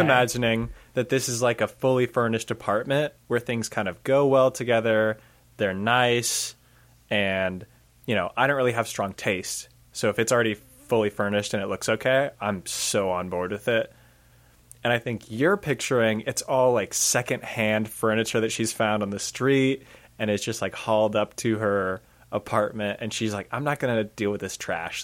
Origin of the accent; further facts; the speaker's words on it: United States; we're American